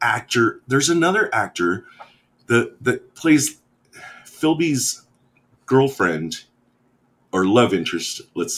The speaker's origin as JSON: {"language": "English", "country": "United States", "said": "as an American"}